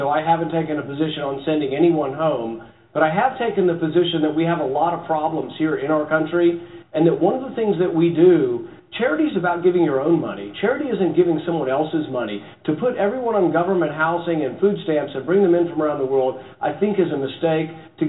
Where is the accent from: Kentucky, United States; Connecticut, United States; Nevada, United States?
Kentucky, United States; Bowling Green; my hometown, Bowling Green, Kentucky.